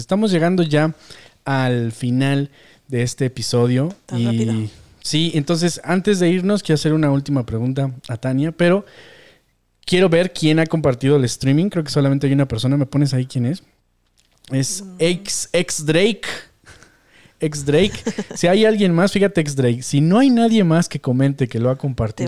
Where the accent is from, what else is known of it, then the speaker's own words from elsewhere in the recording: Mexico; como mexicanos, como latinos